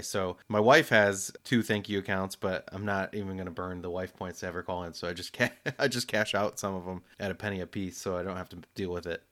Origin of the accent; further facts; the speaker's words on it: United States; we're depicted a certain way, Americans